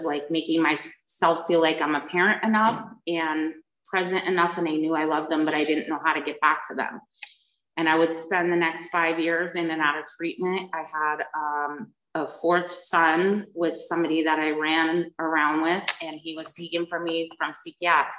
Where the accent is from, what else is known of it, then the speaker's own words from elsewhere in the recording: United States; moved away; also born or lived in New Jersey; I was raised back east in New York and New Jersey